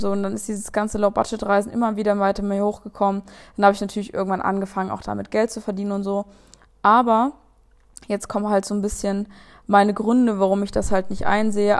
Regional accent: Saxon Switzerland, Saxony, Germany; die sächsische Schweiz ist groß und ist mega geil und ich bin so dankbar dafür, da aufgewachsen zu sein

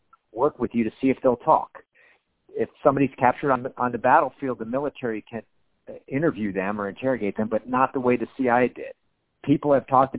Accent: Miami, Florida, United States; moved away; My hometown

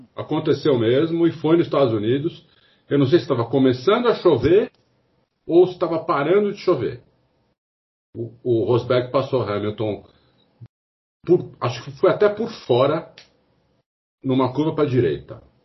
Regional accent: Brazil; eu sou brasileiro, eu não sou inglês.

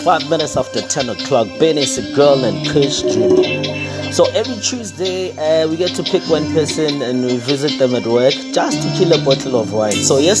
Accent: Katlehong, Gauteng, South Africa; I'd be more vocal in Katlehong, because that's where I'm from

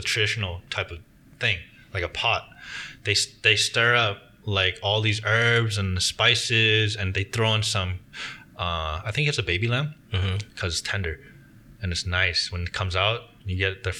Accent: Orange County, Southern California, United States; moved away; also born or lived in Washington, D.C.; I always grew up in California eating tacos

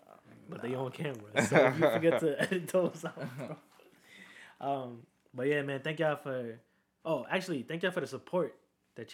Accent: New York City, New York, United States; we're just two kids from the Bronx.

